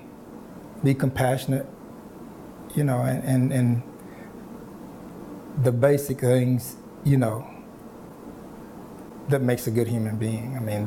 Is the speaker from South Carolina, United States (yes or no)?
no; small town east of Dallas, Texas, United States; I am from Texas. I was born in a small town east of Dallas. And first few years of my life, I lived with my grandparents.